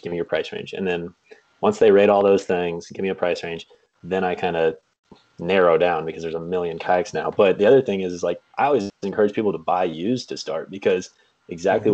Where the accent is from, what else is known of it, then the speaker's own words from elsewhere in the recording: Kansas, United States; moved away as an adult; now in Michigan, United States; I am uh, currently living in Michigan, but I grew up in Kansas.